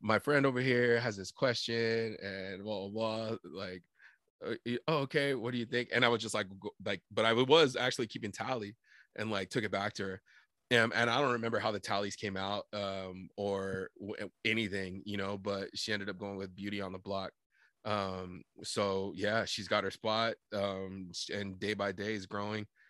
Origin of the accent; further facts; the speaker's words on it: Sunnyside, Washington, United States; how proud we are to be from Sunnyside